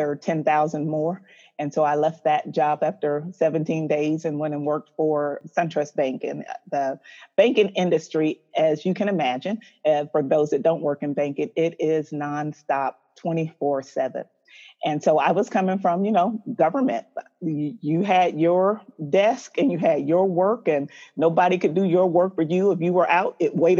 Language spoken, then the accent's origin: English; Atlanta, Georgia, United States; also born or lived in Tacoma, Washington; I was born in Tacoma, Washington, but I've been here in Atlanta most of my life. So I did both high school, undergrad, all of my education and everything here